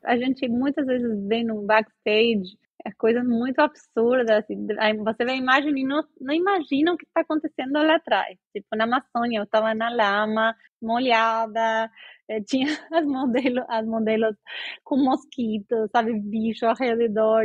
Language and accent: Portuguese; Argentina; Portuguese is a second language; also born or lived in Brazil; now in London, United Kingdom; sou argentina e morei no Brasil muito tempo, eh, quase 15 anos